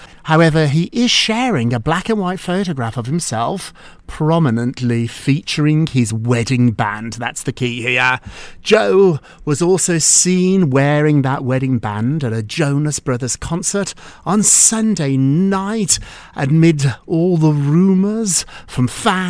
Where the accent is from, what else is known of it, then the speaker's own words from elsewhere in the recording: United Kingdom; I'm British.